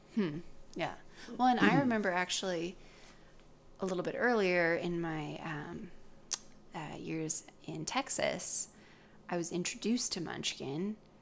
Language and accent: English; British Columbia, Canada; also born or lived in Oregon; I moved up to British Columbia when I was pretty young.